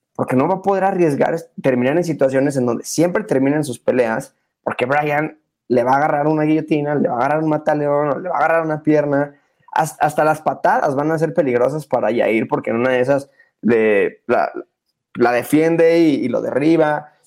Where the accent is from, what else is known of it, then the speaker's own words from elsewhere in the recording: Mexico; como mexicano